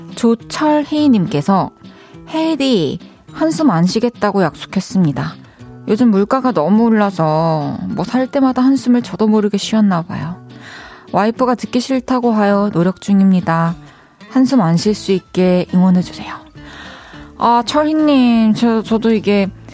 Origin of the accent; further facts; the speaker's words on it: Iksan, North Jeolla, South Korea; moved away; 제 본가가 익산인데